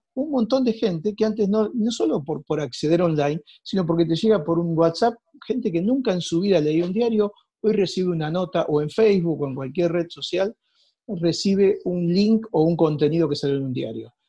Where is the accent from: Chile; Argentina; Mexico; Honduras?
Argentina; Rosario, Santa Fe; moved away; Yo soy de Rosario, estudié en Rosario, nací allí, me crié en un pueblo cercano